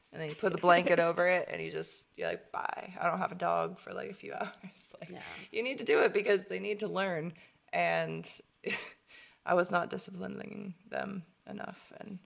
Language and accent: English; Michigan, United States; Shout out to Detroit. {S2} Hey. {S1} From my home state.